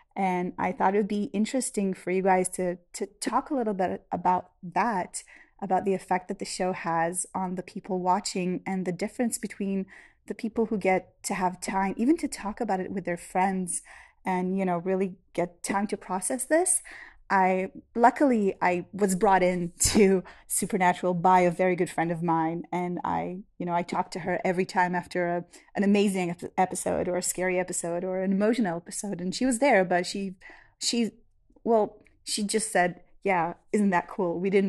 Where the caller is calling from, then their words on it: Israel; I'm a listener from Israel